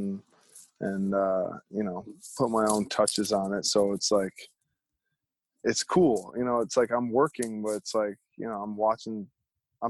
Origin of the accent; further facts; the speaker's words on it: Manchester, Connecticut, United States; it's right next to the town I grew up in, Manchester, Connecticut